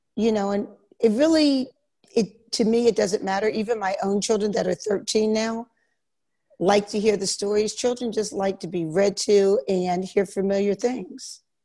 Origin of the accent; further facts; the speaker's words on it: Philadelphia, Pennsylvania, United States; moved away as an adult; also born or lived in Virginia / Germany / Korea; now in Italy; I'm from Philadelphia, Pennsylvania, mm-hmm. and I went to school there.